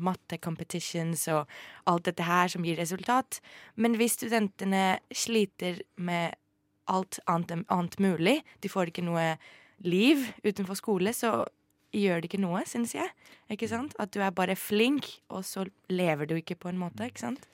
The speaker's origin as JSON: {"language": "Norwegian", "country": "Greece", "tie": "born or raised there", "also_born_or_lived": "France", "moved": "yes", "lives_now": "Norway", "said": "jeg har vokst opp i Hellas"}